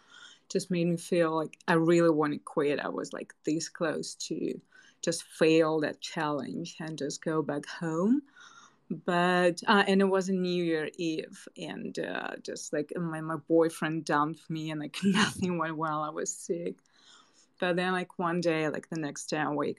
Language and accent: English; Moscow, Russia; moved away as an adult; also born or lived in Hanoi, Vietnam; I was born and raised in Moscow